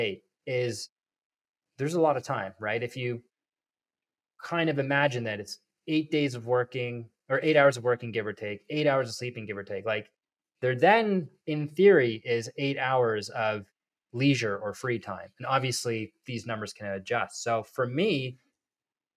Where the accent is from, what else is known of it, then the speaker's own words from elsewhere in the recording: Toronto, Ontario, Canada; my hometown of Toronto